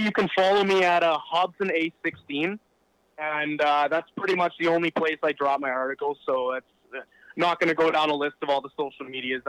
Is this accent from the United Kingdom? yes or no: no; Kitchener-Waterloo, Ontario, Canada; We're from Kitchener-Waterloo, so that was like our hometown show.